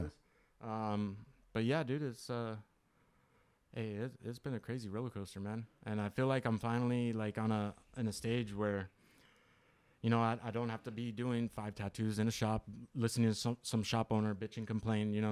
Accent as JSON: {"language": "English", "town": "Henderson", "region": "Nevada", "country": "United States", "tie": "born or raised there", "also_born_or_lived": "Upland, California", "moved": "yes", "said": "I grew up out there in Henderson."}